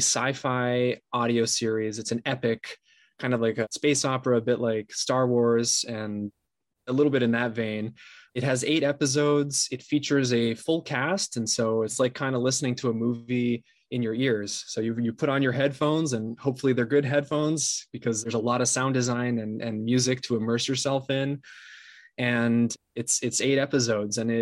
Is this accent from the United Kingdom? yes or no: no; São Paulo, Brazil; moved away as an adult; now in Los Angeles, United States; I'm based in LA right now, but I'm originally from Sao Paulo, Brazil. I was born and raised there and then moved up here to the US for college in 2009